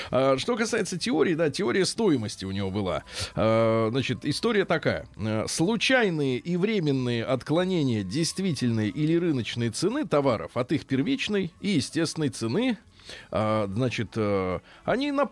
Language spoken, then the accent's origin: Russian; Australia; Russian is a second language; О, е, я из Австралии. Привет.